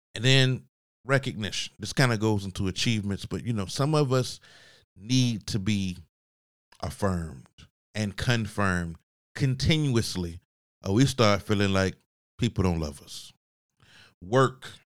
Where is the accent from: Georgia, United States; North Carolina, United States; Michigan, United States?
Georgia, United States; Augusta; moved away; I wasn't living in Augusta, I'm from Augusta, Georgia